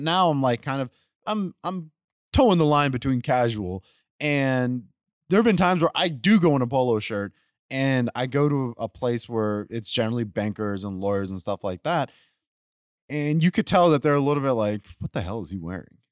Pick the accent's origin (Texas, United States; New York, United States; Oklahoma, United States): Texas, United States; Spring; also born or lived in West University Place, Texas; I grew up in Spring, Texas